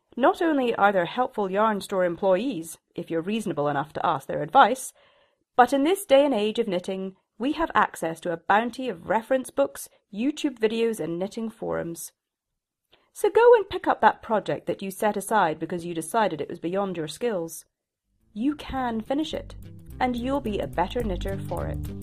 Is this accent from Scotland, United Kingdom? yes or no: yes; Shetland, Scotland, United Kingdom; moved away; I was from Shetland. My mother had been a knitwear designer